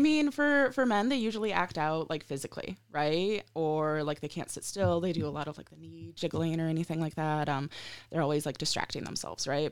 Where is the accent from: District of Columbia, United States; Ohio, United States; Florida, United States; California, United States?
Ohio, United States; moved away; also born or lived in Colorado / Michigan; I'm from the Midwest, right? I'm from Ohio, and I'm currently in Colorado.